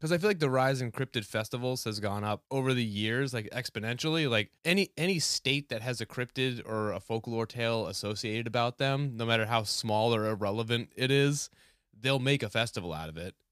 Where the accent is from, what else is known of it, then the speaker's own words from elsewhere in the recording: New Hampshire, United States; moved away; I grew up in New Hampshire